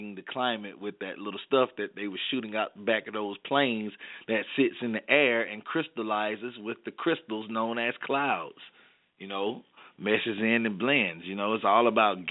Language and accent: English; the South, Alabama, United States; I'm from the South, so, you know, pretty much here in Alabama